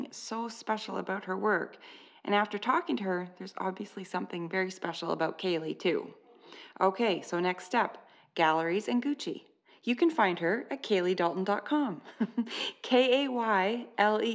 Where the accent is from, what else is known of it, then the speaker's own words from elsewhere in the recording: Canada; I'm Canadian.